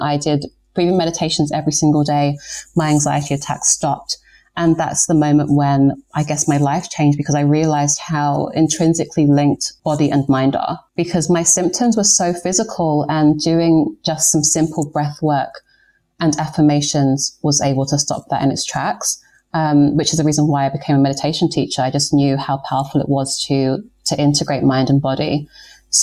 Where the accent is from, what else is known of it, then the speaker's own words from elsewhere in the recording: London, United Kingdom; moved away as an adult; also born or lived in New York; I've lived in London, I was born here like my entire life.